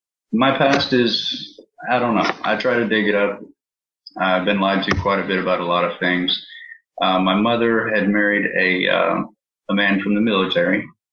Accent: East Providence, Rhode Island, United States; born there; also born or lived in California / Arkansas; I was born in Providence, Rhode Island, East Providence, and moved around pretty much every 2 months since then.

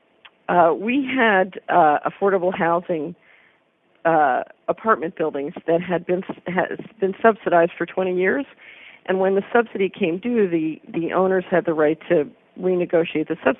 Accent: Philadelphia, Pennsylvania, United States; now in Memphis, United States; I'm an American. I grew up in Philadelphia and lived and traveled around the world and then came back to the States

